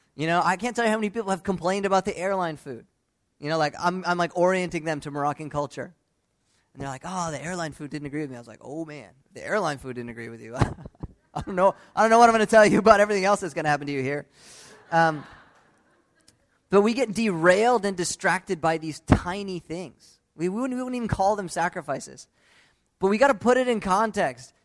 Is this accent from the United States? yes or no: yes; United States; Growing up in the United States